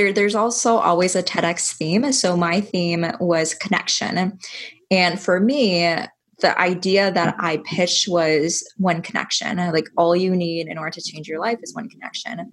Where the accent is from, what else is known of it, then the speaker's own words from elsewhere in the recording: Iowa, United States; I'm from Iowa